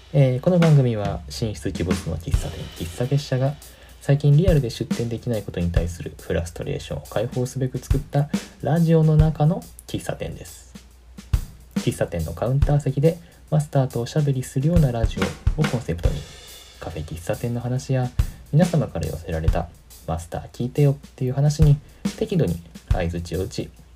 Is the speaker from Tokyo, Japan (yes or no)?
yes; Musashimurayama, Tokyo, Japan; 僕東京出身なんですけど